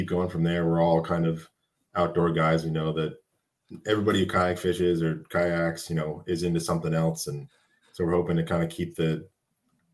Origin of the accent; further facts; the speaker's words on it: Pennsylvania, United States; growing up in Pennsylvania all my life, I mean, whitetail hunting every year